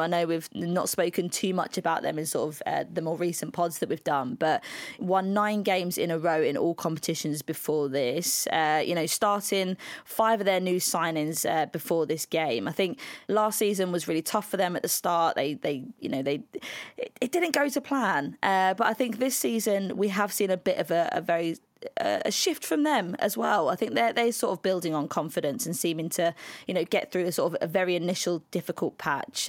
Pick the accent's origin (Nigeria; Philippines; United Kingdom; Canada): United Kingdom; We're British